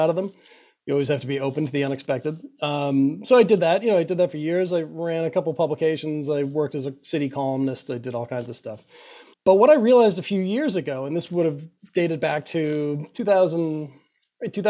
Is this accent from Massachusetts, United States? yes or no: yes; Quincy, Massachusetts, United States; I grew up in Quincy, Massachusetts, right? It was just on the southern border of Boston.